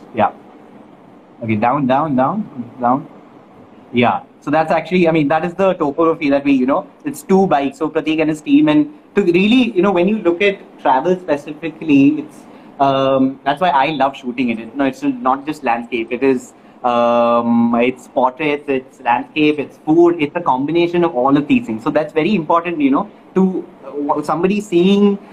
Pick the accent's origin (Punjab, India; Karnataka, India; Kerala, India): Kerala, India; moved away; came to my hometown of Kerala